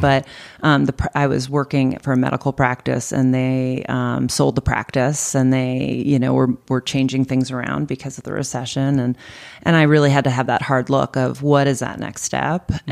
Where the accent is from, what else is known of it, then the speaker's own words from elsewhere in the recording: Boston, Massachusetts, United States; now in Arizona, United States; I'm from Boston